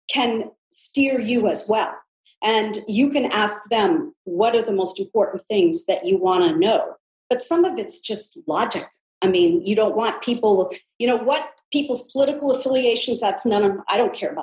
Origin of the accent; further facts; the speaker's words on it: California, United States; born and raised in California